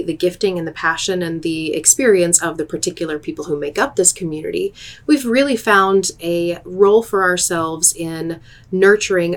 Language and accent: English; Northwest Arkansas, United States; moved away as an adult; now in Abilene, United States; I grew up in Northwest Arkansas